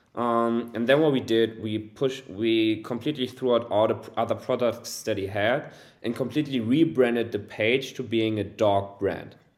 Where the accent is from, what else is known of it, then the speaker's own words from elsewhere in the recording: Germany; also born or lived in Hamburg; born and raised in Germany, currently living in Hamburg, a beautiful city in northern Germany